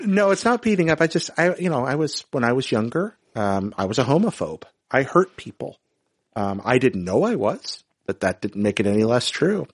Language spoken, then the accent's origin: English; North Carolina, United States; I grew up in North Carolina, and this was in the mid-nineteen nineties